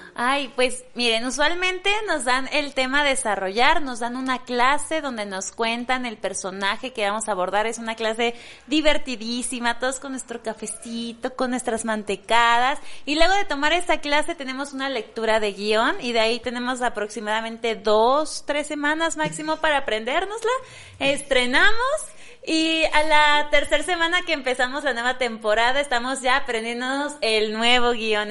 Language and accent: Spanish; Mexico; como mexicanos conozcamos de dónde venimos